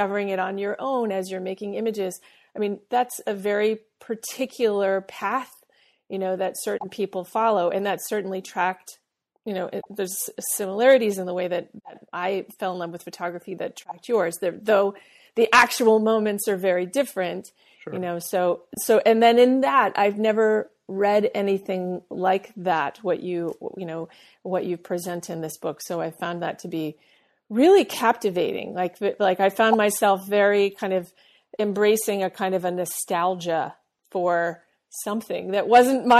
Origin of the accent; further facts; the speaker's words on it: Boston, Massachusetts, United States; we both came from Boston. We both have the same type, like we're French Canadian and Irish